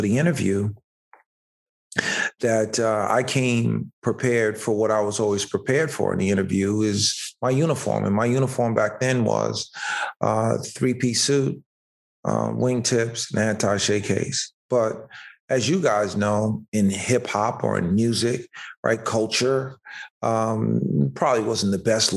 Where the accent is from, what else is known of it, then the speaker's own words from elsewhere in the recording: White Plains, New York, United States; born and raised in White Plains, came up in a very modest upbringing